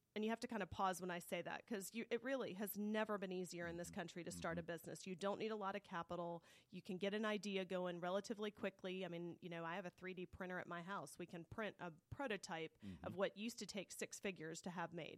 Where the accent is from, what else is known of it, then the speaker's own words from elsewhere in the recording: Clarkston, Georgia, United States; growing up in Clarkston, Georgia, our vacation was loading the station wagon